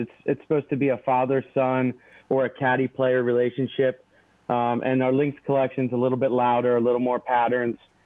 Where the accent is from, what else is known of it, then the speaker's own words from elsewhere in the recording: Philadelphia, Pennsylvania, United States; We're from Philly